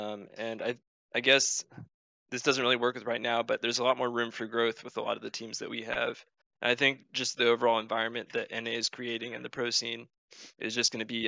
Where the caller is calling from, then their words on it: Santa Barbara, California, United States; Santa Barbara, California.